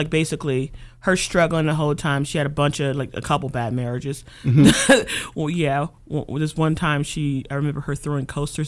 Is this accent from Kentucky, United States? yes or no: no; Cleveland, Ohio, United States; It is the hood. I mean, and that's not necessarily a negative thing. It's a hood, a neighborhood. It's a lot of people who have been there for generations. I grew up poor.